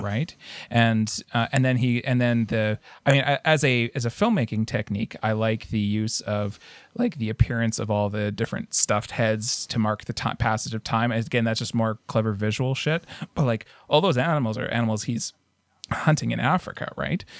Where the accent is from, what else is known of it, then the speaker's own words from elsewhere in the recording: Canada; as a Canadian